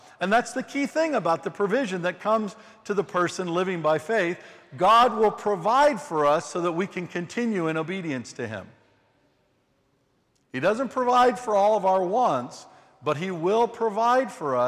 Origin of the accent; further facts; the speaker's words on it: St. Louis, Missouri, United States; moved away as an adult; we're originally from the United States, from St. Louis, right in the middle of the United States.